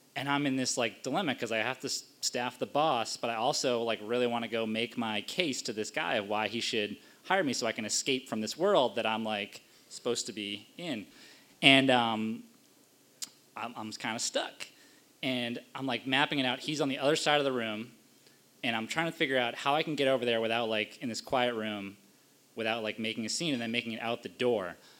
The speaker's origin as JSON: {"language": "English", "area": "Cape Cod", "region": "Massachusetts", "country": "United States", "tie": "born or raised there", "also_born_or_lived": "Washington, D.C.", "lives_now": "Boston, United States", "said": "I grew up in New England on Cape Cod"}